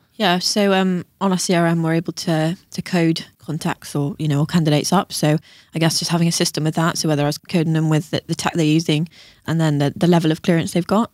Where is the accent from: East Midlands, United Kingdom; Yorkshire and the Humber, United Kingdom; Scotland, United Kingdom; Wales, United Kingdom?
Wales, United Kingdom; Tenby; now in Bristol, United Kingdom; I'm actually Welsh